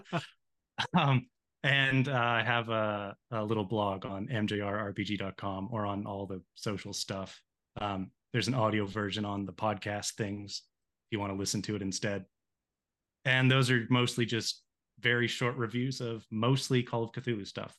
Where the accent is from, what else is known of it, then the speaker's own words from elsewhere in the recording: Canada; my hometown here so in canada on a lake